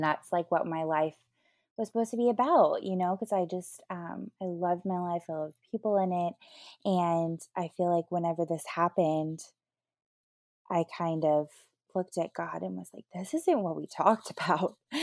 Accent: Asheville, North Carolina, United States; now in Nashville, United States; I grew up in Asheville, North Carolina

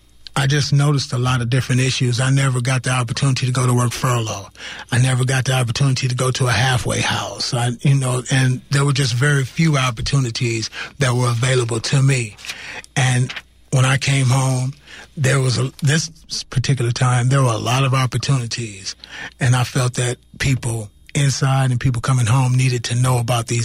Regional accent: Richmond, California, United States; I hail from Richmond, California

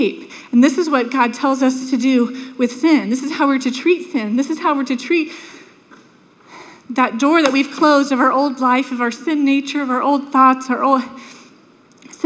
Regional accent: Sanford, United States; When I was a little girl, we grew up in Sanford

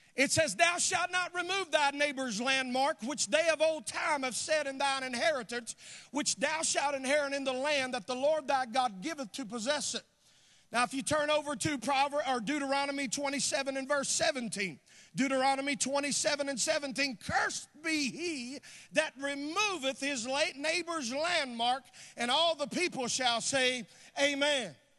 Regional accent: North Carolina, United States; moved away; I'm from the South. I'm from North Carolina originally.

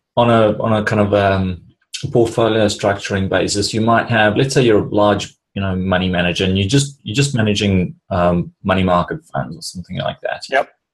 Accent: South Africa; moved away; I grew up in South Africa

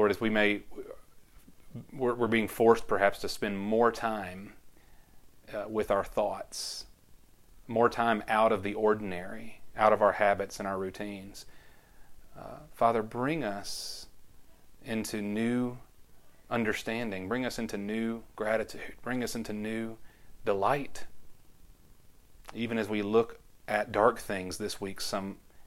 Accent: Conroe, Texas, United States; growing up in Conroe Church of Christ.

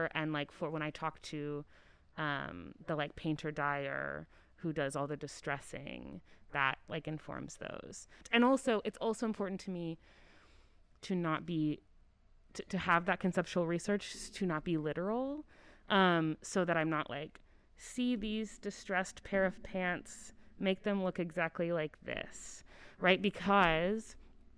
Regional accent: Oklahoma City, Oklahoma, United States; I grew up in Oklahoma, in Oklahoma City.

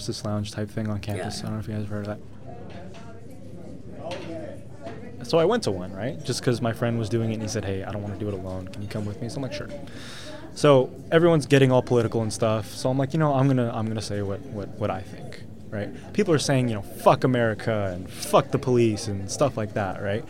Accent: San Jose, California, United States; I grew up in San Jose, California, so I'm a local boy

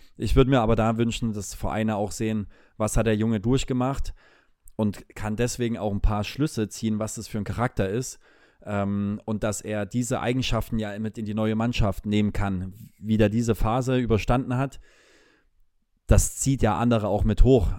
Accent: Leipzig, Saxony, Germany; moved away as an adult; also born or lived in Munich; ich liebe diese Stadt, meine Heimatstadt

